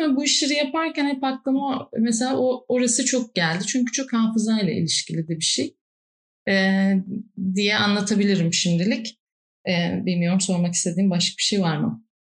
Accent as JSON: {"language": "Turkish", "region": "Istanbul", "country": "Turkey", "tie": "born or raised there", "said": "çocukluğumdan bugüne yaşadığım iki yer var Kadıköy'de. Göztepe ile Bostancı arasında"}